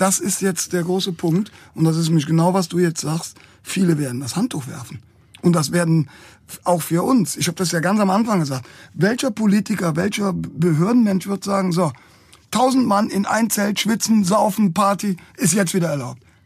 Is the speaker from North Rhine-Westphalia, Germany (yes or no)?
yes; Cologne, North Rhine-Westphalia, Germany; wenn du als Kölner unterwegs